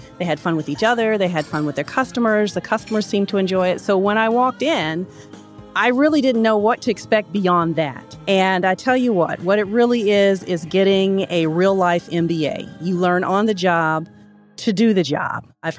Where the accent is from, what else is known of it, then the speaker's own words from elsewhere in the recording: the South, United States; I actually had grown up with Waffle Houses. I grew up in the South.